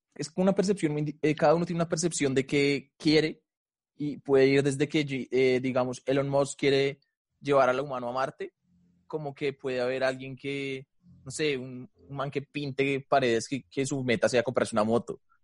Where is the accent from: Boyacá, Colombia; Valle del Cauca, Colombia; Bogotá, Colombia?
Bogotá, Colombia; Soy de Colombia